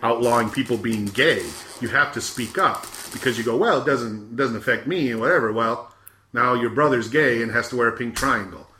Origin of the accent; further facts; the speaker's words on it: Michigan, United States; moved away; also born or lived in Arizona; growing up in Michigan